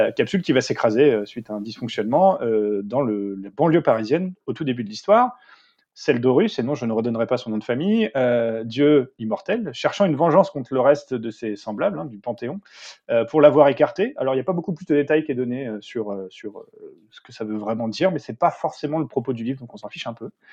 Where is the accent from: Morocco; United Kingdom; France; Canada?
United Kingdom; England; moved away; ayant passé une grande partie de mon enfance en Angleterre